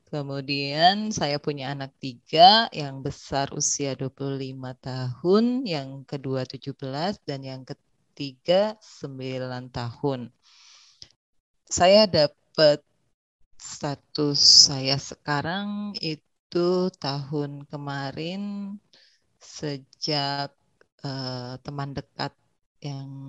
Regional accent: Bandung, West Java, Indonesia; Saya berasal dari Bandung, lahir dan besar di Bandung.

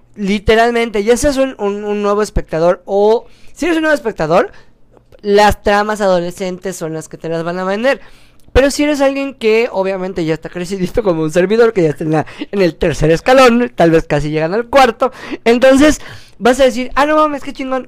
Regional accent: Yucatán, Mexico; soy yucateco

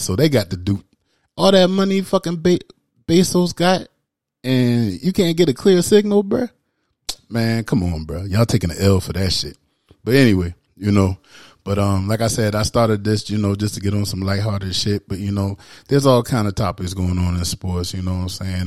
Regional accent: the South, United States; as an American that I am and from the South

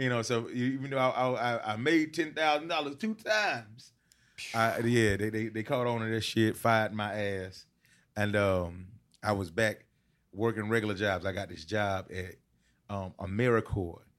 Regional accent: Decatur, Georgia, United States; also born or lived in Albany, Georgia; when I was seven, I moved to, uh, Atlanta, Decatur

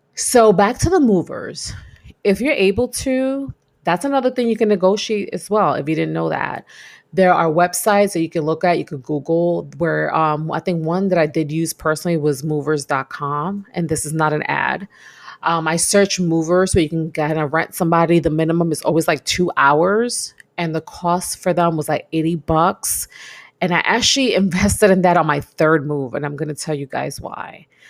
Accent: New York, United States; moved away as an adult; I'm a New Yorker, born and raised in New York.

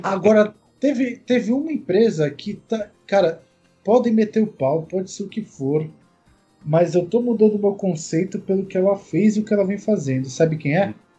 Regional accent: Brazil; a gente é brasileiro

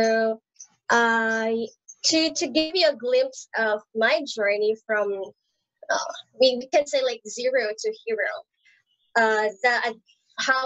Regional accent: Philippines; from Philippines

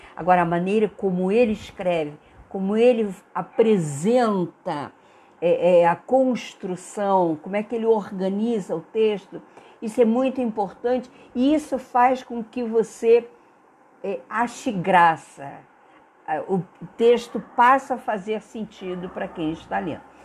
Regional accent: Brazil; nós brasileiros

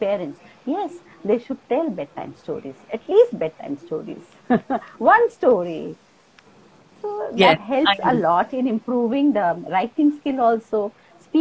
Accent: Kolkata, West Bengal, India; moved away; also born or lived in Assam; I was born and brought up in Kolkata

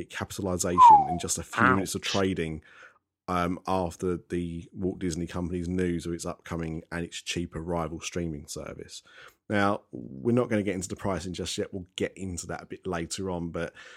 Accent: United Kingdom; how we do things in the UK

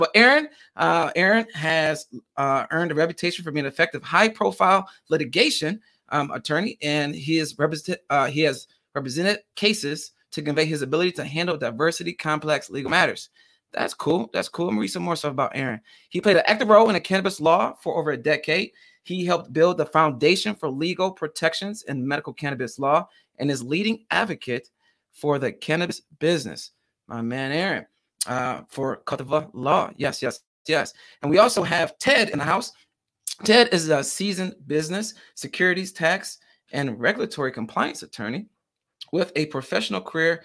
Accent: Michigan, United States; I'm from Michigan

